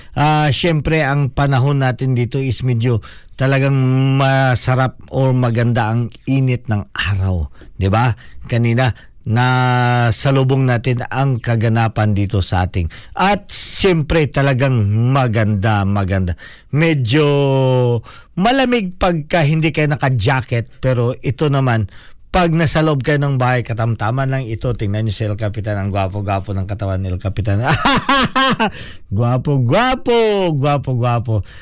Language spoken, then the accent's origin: Tagalog; Philippines; now in New Zealand; Ako ay Pilipino